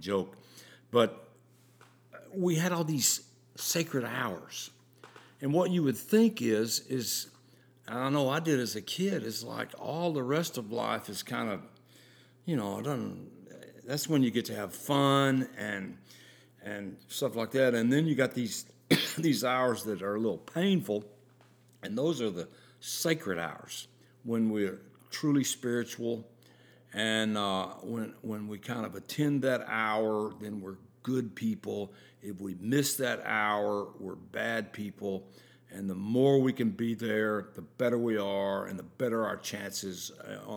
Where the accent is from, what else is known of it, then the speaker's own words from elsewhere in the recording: the South, United States; growing up in the South